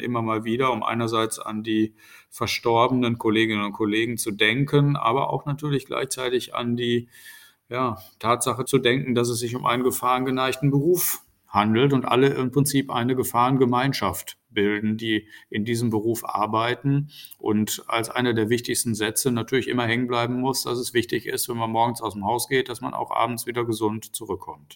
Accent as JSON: {"language": "German", "region": "North Rhine-Westphalia", "country": "Germany", "said": "in Nordrhein-Westfalen, wo ich ja herkomme"}